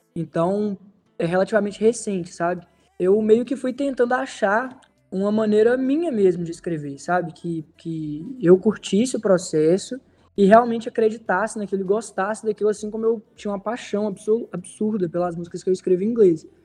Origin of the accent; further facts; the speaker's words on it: Teófilo Otoni, Minas Gerais, Brazil; em Teófilo Otoni, que é de onde eu sou